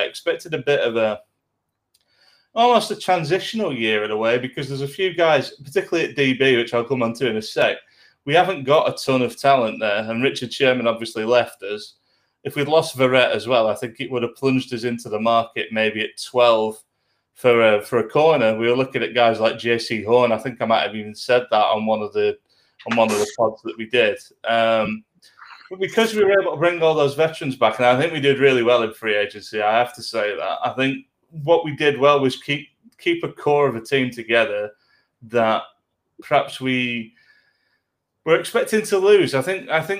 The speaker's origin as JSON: {"language": "English", "area": "Lancashire", "region": "North West England", "country": "United Kingdom", "said": "I'm from Lancashire"}